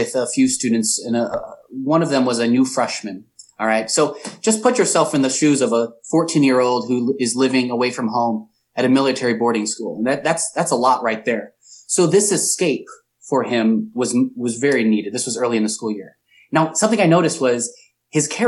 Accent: Chesterton, Indiana, United States; moved away as an adult; also born or lived in Valparaiso, Indiana / Chicago; Grew up in Chesterton

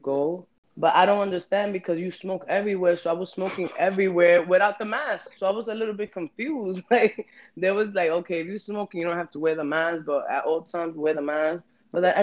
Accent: New York City, New York, United States; I was born and raised in Washington Heights

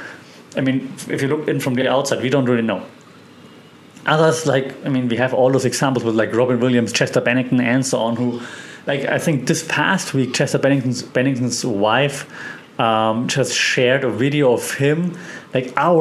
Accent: Germany; moved away as an adult; also born or lived in Europe / Australia; now in Thailand; where I'm from Germany

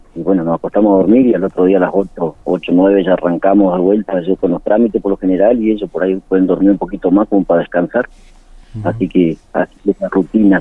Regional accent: Río Gallegos, Santa Cruz, Argentina; nosotros nos criamos, yo soy, de Río gallego, y nos criamos

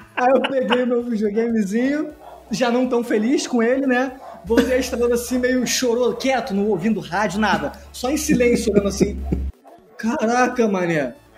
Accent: Nova Iguaçu, Rio de Janeiro, Brazil; eu sou de Nova Iguaçu

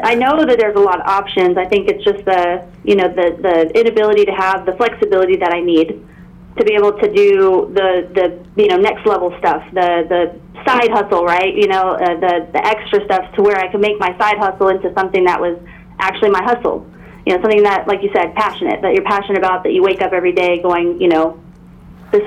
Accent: Northern California, United States; moved away as an adult; now in Camp Pendleton, United States; Originally from Northern California, but I'm in SoCal, stationed at Camp Pendleton

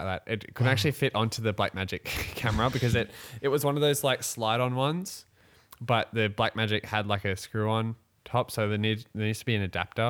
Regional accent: Australia; we actually are Australian.

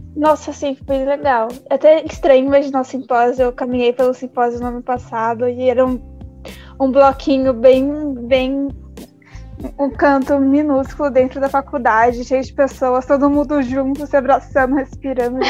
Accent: São Paulo, Brazil; Eu também sou de São Mateus

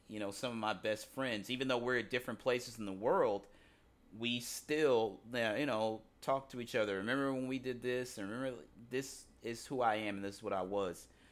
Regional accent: University City, Missouri, United States; moved away; growing up in University City, Missouri

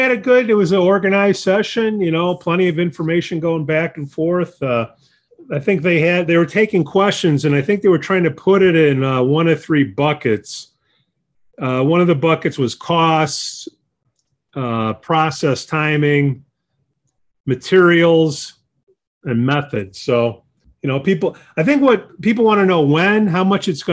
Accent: Chicago, Illinois, United States; Growing up in Chicago, I remember going to a Hull House on Belmont and Broadway right around there

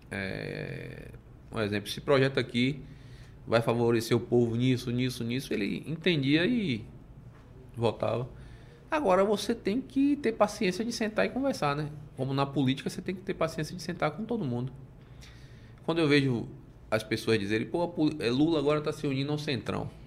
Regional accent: Salvador, Bahia, Brazil; Eu aqui nasci, cresci, vivo em Salvador, quero morrer aqui e é, Salvador para mim é tudo.

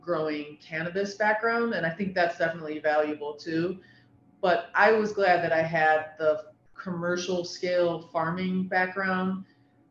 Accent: Ohio, United States; I'm born and raised in Ohio, been here my whole life.

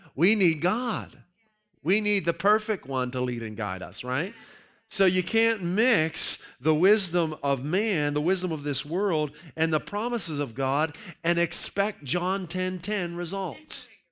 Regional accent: Pittsburgh, Pennsylvania, United States; I grew up in the Pittsburgh area

